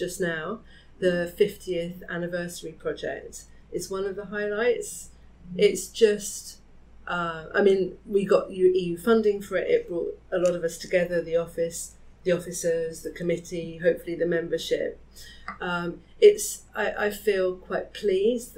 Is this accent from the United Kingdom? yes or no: yes; Hertfordshire, East of England, United Kingdom; also born or lived in France; being a grammar school kid in Hertfordshire